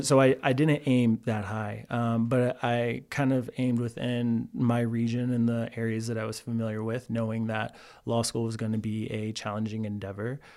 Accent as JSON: {"language": "English", "region": "Texas", "country": "United States", "tie": "born or raised there", "also_born_or_lived": "Pflugerville, Texas / Cameron, Texas / Waco, Texas", "moved": "as an adult", "lives_now": "Colorado, United States", "said": "I'm a Texas boy, born and raised"}